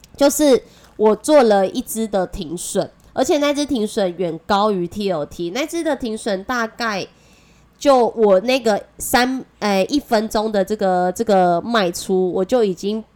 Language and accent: Chinese; Taiwan; accent: Taiwanese Mandarin; 我是台湾国语界最正的